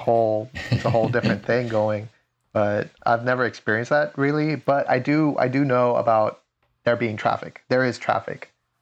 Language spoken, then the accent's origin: English; San Diego, California, United States; but me as a San Diego native, I've experienced a lot of different areas. So I can't even consider my hometown a suburban area. It is a city, but it's one of higher population, but it's still in the outskirts away from San Diego.